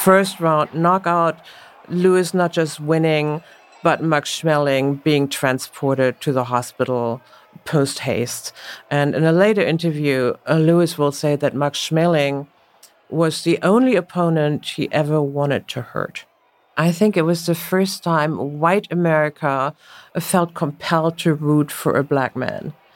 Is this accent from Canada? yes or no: no; Münster, North Rhine-Westphalia, Germany; accent: German; English is a second language; moved away as an adult; now in United States; I grew up in Münster in Northwest Germany.